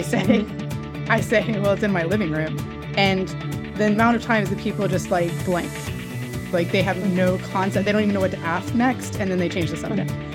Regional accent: United States; accent: American; moved away as an adult; now in London, United Kingdom; when i came over here with my American accent

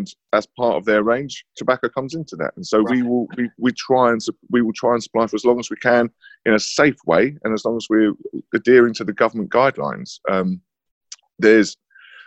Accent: London, United Kingdom; moved away as an adult; now in Harlow, United Kingdom; I grew up in London. I grew up in North London and then moved to Harlow about 5 years ago

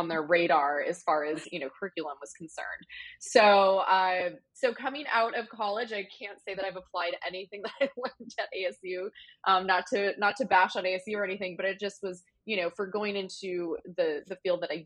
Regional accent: Wisconsin / Arizona, United States; I was born in Wisconsin and we moved to Arizona, mid 90s. So I was around 10

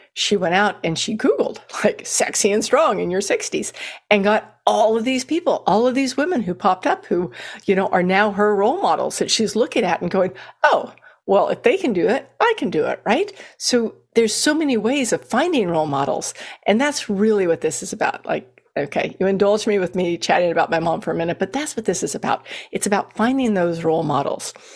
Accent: Texas, United States; also born or lived in Colorado; when I moved to Texas, even as a seven-year-old

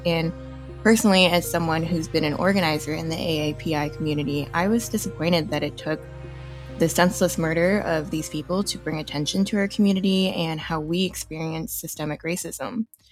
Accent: New Jersey, United States; now in Denver, United States; I am proud to be a second generation Taiwanese American born and raised in New Jersey

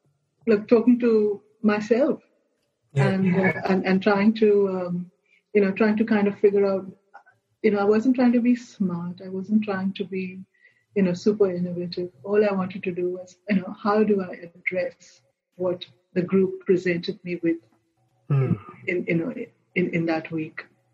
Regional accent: Goa, India; I come from Goa and, our monkeys always raided my mango trees

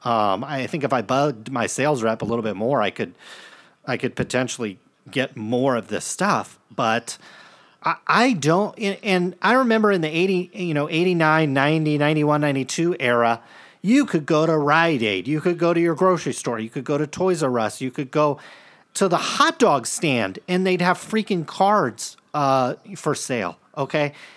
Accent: Stockton, California, United States; we grew up in Stockton

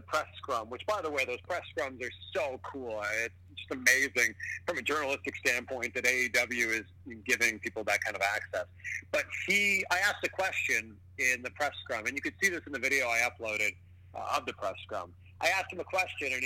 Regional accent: Pickering, Ontario, Canada; also born or lived in Toronto; my hometown of Pickering, Ontario

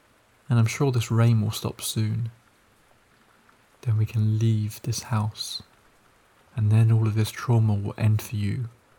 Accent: Malaysia; English is a second language; In my culture, I'm Malaysian, we have ghosts like Pontianak, Pocong, Toyol, Langsir, among others.

